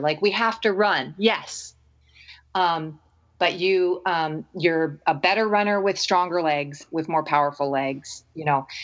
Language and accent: English; Arizona, United States; moved away; also born or lived in Bandon; Arizona is my hometown